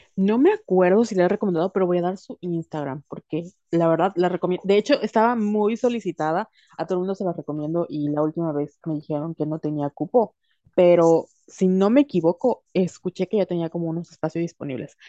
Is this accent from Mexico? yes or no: yes; Mexico; la educación en nuestro país y la educación cultural de como mujeres latinas, mexicanas